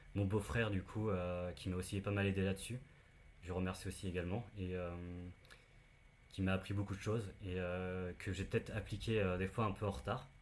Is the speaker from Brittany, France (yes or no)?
yes; near Saint-Malo, Brittany, France; now in Paris, France; je ne suis pas parisien. je viens de, de Bretagne, d'à côté de Saint-Malo